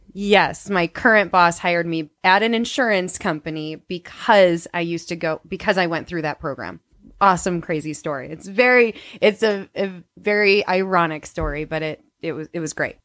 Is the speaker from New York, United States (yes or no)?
no; Wisconsin, United States; moved away as an adult; I grew up in Wisconsin